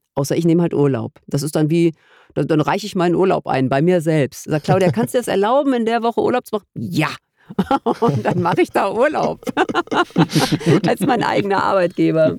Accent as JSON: {"language": "German", "country": "Germany", "said": "als Deutsche"}